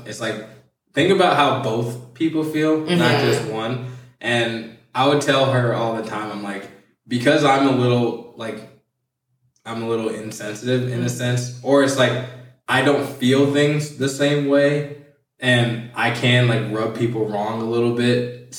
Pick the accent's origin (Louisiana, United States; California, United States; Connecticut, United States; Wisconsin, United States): Wisconsin, United States; Milwaukee; The fight was in Detroit, and we're from Milwaukee. So it was like a 7.5-hour drive.